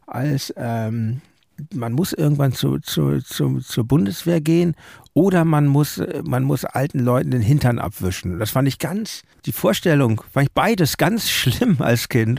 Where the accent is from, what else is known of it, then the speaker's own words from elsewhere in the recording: Hamburg, Germany; ich komme aus Hamburg